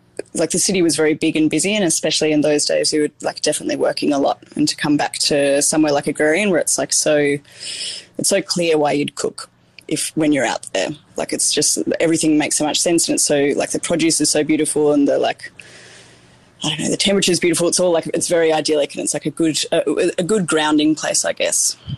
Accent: Tasmania, Australia; So I was born and raised in Tasmania and did school down there.

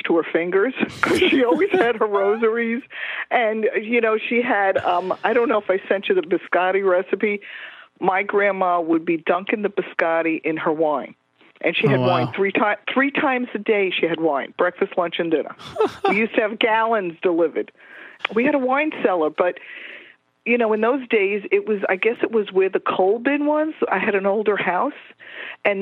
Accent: New York City, New York, United States; I grew up in Woodside, Queens, with my Italian grandma living with me.

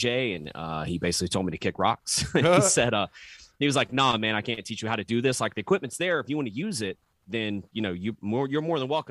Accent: Wilmington, North Carolina, United States; moved away as an adult; now in Myrtle Beach, United States; I'm technically from Wilmington, so I didn't even like move really that far away

